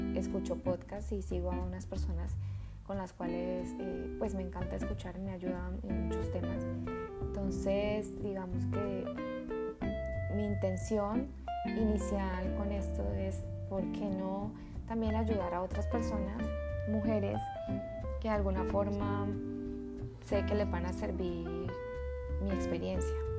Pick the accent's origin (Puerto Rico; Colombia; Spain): Colombia; soy de Colombia